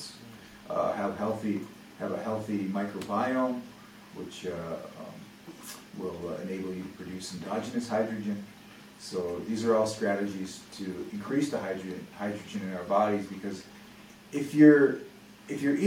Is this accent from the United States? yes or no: no; Russia; moved away; I'm from Russia